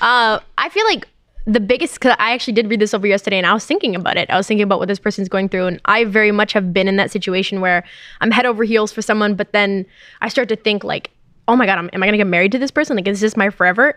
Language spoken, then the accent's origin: English; Canada; moved away as an adult; now in United States; I'm Canadian as well.